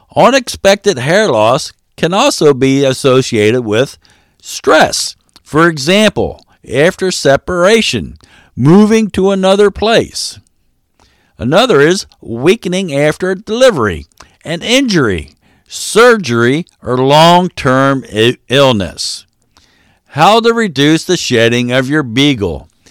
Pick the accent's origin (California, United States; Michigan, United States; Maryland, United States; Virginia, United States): Maryland, United States; I am from Maryland, so there is a R in washing